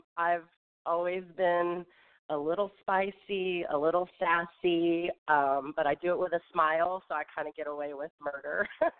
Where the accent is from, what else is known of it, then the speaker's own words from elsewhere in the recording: California, United States; born there; also born or lived in Tulsa; now in Atlanta, United States; Originally, I was born in California, but I've lived all over the United States, and then I relocated to Atlanta from Tulsa, Oklahoma.